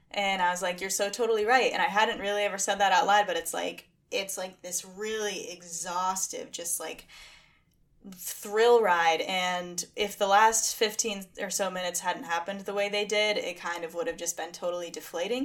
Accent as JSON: {"language": "English", "region": "Massachusetts", "country": "United States", "tie": "born or raised there", "also_born_or_lived": "Boston", "said": "I grew up in the middle of nowhere in Massachusetts, but I now live in Boston"}